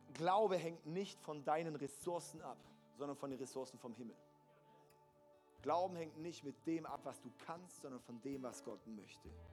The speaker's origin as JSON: {"language": "German", "country": "Germany", "said": "als deutsche Christen, als Deutsche sowieso"}